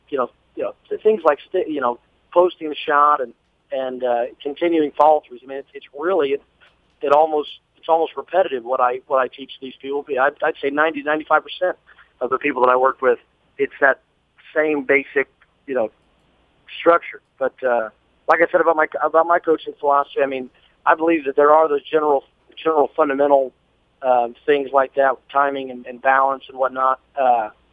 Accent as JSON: {"language": "English", "town": "Hutchinson", "region": "Kansas", "country": "United States", "tie": "born or raised there", "said": "the bowling center that I grew up in Hutchinson, Kansas"}